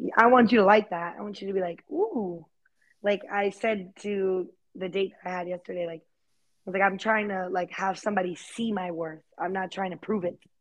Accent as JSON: {"language": "English", "town": "Fort Myers", "region": "Florida", "country": "United States", "tie": "born or raised there", "also_born_or_lived": "New York", "moved": "as an adult", "lives_now": "Dallas, United States", "said": "my hometown, like in Fort Myers"}